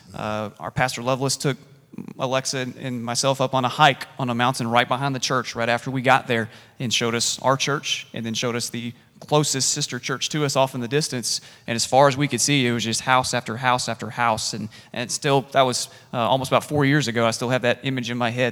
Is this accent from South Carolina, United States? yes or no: yes; Columbia, South Carolina, United States; moved away as an adult; I grew up in South Carolina. I am a redneck at heart, and I grew up at Gant Street Baptist Church in Columbia, South Carolina